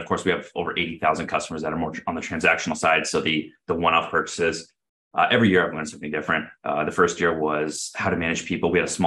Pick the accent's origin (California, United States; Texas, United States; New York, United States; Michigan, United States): California, United States; Southern; I grew up in Southern California, went to Cal State Fullerton down here in the area as well